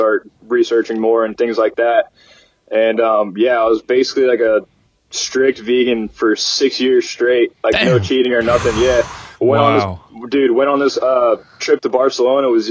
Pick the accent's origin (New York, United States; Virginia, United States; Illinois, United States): Virginia, United States; Virginia Beach; Grew up in Virginia Beach, Virginia